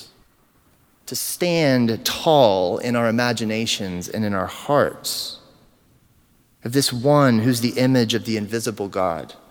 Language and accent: English; United States; We are American to the core.